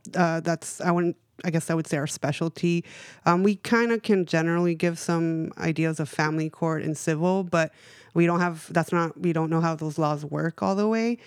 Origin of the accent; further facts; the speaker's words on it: Los Angeles, California, United States; moved away; also born or lived in Bay Area; I grew up in East L